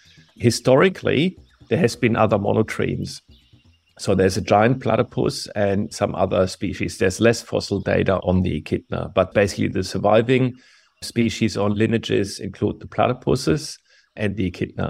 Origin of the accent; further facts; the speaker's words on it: Germany; English is a second language; moved away as an adult; also born or lived in Berlin; now in Adelaide, Australia; I'm an Australian citizen, but I've come here from Germany over 20 years ago after I'd completed my PhD at the Max Planck Institute of Molecular Genetics in Berlin.